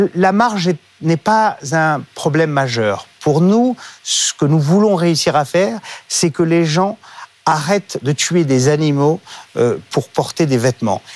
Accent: France; je suis français et fier de l'être

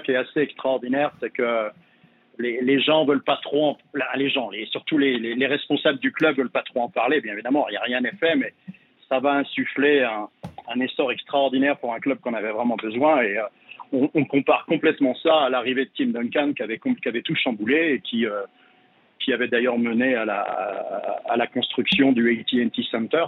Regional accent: France; now in San Antonio, United States; en tant que Français

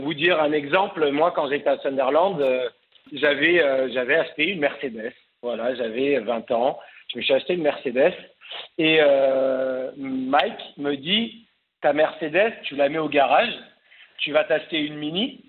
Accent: Cannes, Provence-Alpes-Côte d'Azur, France; moved away as an adult; also born or lived in Paris; je suis parisien, mais j'ai grandi à Cannes

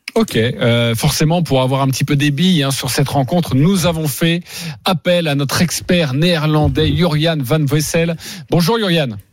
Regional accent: France; chez nous français, chez nous en France

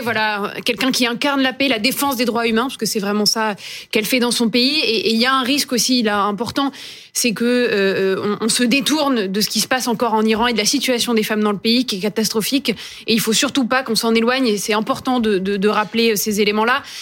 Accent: Toulouse, Occitania, France; je suis toulousaine

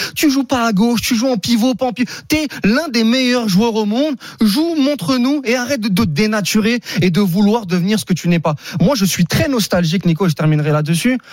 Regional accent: Saint-Denis, Île-de-France, France; je viens de Saint-Denis par exemple, tu vois, je viens du 93 comme lui

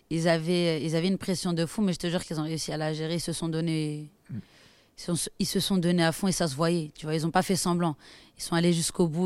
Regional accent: France; Parce que quoi qu'il arrive, je suis française, tu vois. Mais le Maroc, c'est le Maroc.

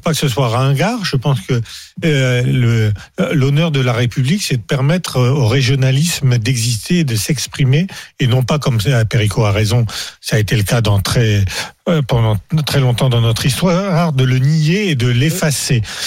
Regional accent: Aisne, Hauts-de-France, France; Je suis né dans l'Aisne

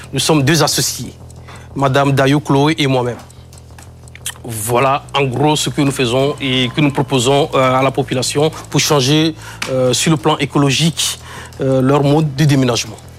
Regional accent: Kpalimé, Plateaux, Togo; born or raised there; moved away

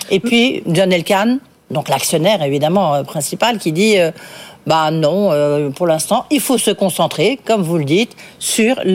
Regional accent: England, United Kingdom; French is a second language; now in France; Je suis anglaise avec nationalité

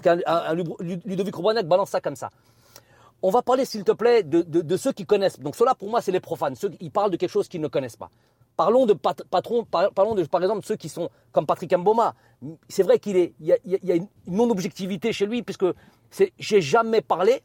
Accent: France; also born or lived in Algeria; je suis profondément algérien, j'ai ma culture aussi française qui est, indéniable puisque je suis né en France.

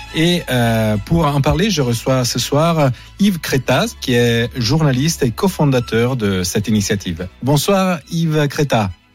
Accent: Italy; je suis italien aussi

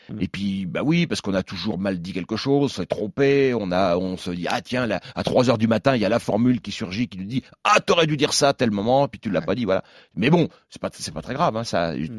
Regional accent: Alençon, Normandy, France; je suis originaire d'Alençon

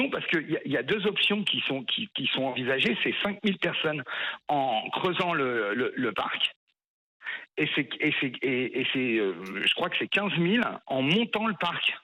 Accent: Paris, Île-de-France, France; moi je suis parisien

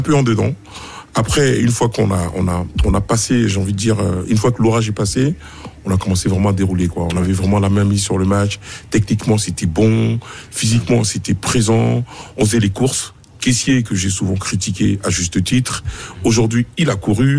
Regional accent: Côte d’Ivoire; en tant qu'Ivoirien

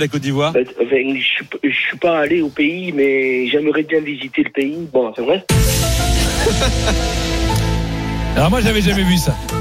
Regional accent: France; pas ivoirien d'origine, français. Je suis né en France

